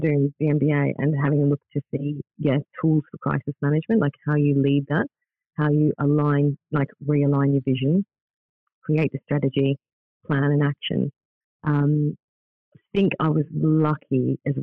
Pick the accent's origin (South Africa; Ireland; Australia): Australia; moved away as an adult; also born or lived in Netherlands / Spain / Philippines; now in Scotland, United Kingdom; growing up in Australia